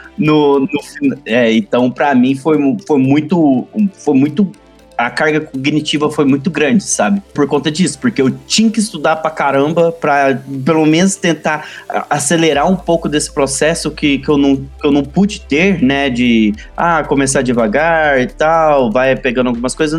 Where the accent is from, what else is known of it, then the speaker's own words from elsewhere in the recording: Uberlândia, Minas Gerais, Brazil; eu sou uberlandense, sou de Minas Gerais, né? Uberlândia, Minas Gerais.